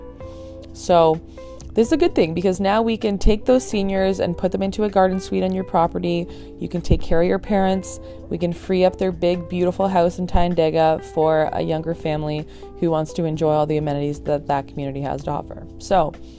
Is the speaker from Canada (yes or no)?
yes; Burlington, Ontario, Canada; also born or lived in Hamilton; I'm from Burlington